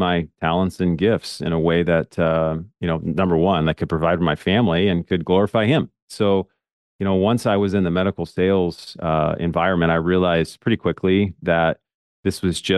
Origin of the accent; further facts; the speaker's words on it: Portland, Oregon, United States; I grew up in Portland, Oregon, in a suburb of Portland, Oregon, and I grew up in a very simple family.